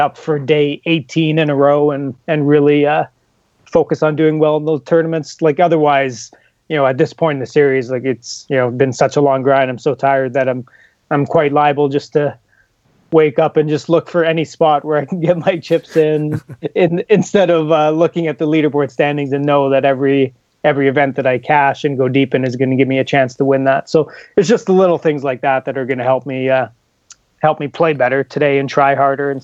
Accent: Canada; I'm Canadian

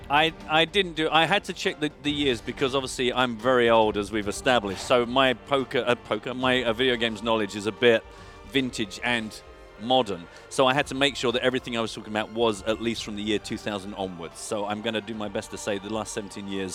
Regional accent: United Kingdom; as a Brit

